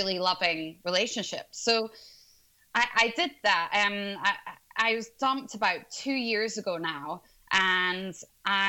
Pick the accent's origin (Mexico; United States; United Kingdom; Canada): United Kingdom; Scotland; now in London, United Kingdom; I'm originally from Scotland, but I'm located in London now